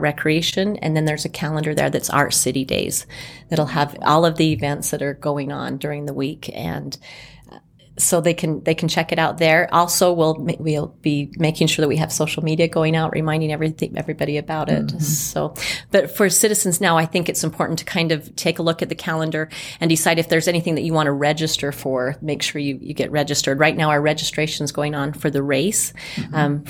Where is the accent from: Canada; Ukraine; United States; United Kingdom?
United States; Springville, Utah; I grew up in Springville, and so Art City Days has always been a big part of my life